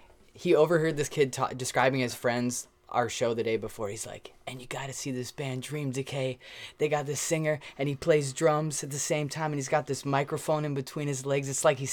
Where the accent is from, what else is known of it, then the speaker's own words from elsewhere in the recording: New Mexico, United States; I'm from New Mexico.